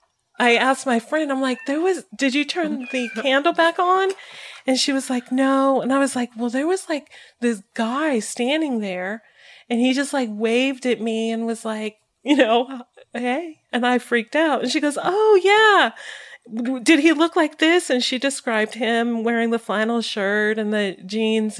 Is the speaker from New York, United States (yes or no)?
no; Colorado, United States; I'm from Colorado